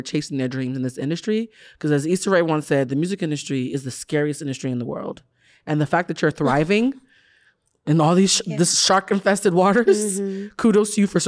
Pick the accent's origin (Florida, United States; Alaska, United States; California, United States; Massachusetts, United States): Massachusetts, United States; Boston; I'm from Boston